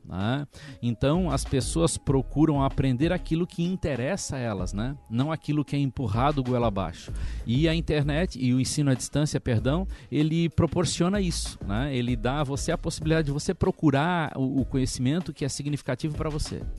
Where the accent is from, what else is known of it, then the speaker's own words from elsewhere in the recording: Santa Catarina, Brazil; now in Recife, Brazil; sou de Santa Catarina